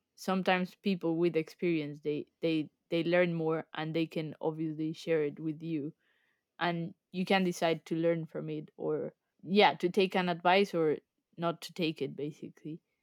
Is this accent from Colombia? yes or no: yes; Colombia; moved away as an adult; now in England, United Kingdom; I'm originally from Colombia, so I moved to the U K almost five years ago